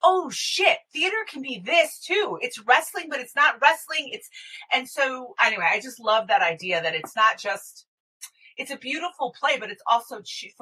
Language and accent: English; Chicago, Illinois, United States; I'm from Chicago